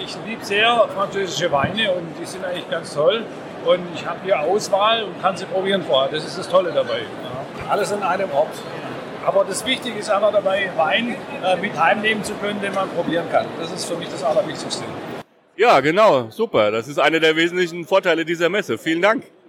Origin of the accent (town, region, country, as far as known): Villingen-Schwenningen, Baden-Württemberg, Germany